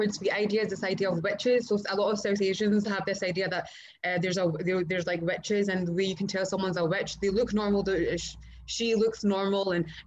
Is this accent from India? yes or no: no; Pakistan; I'm Pakistani as well